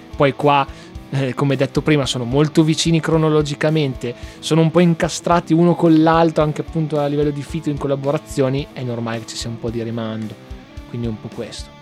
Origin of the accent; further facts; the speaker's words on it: Piacenza, Emilia-Romagna, Italy; io sono di Piacenza, magari il dialetto di un'altra città non lo capisco. faccio già fatica a capire il dialetto della mia città